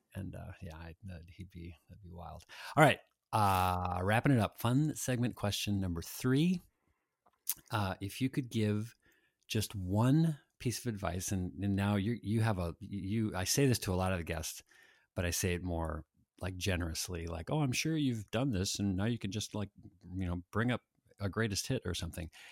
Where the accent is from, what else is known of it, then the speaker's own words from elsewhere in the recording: Annandale, Minnesota, United States; I grew up in Annandale